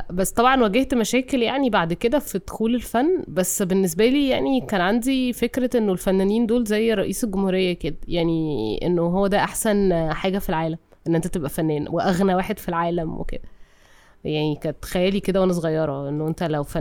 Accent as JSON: {"language": "Arabic", "town": "Cairo", "region": "Cairo Governorate", "country": "Egypt", "tie": "born or raised there", "said": "اتولدت في القاهرة"}